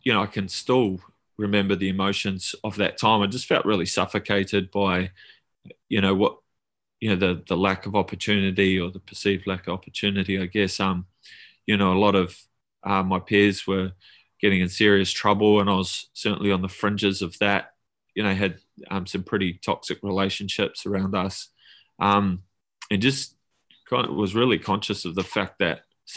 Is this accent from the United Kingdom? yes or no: no; Auckland, New Zealand; also born or lived in Tauranga, New Zealand / Mount Maunganui; I grew up there, but did, you know, most of my growing up in Auckland, in the eastern suburbs of Auckland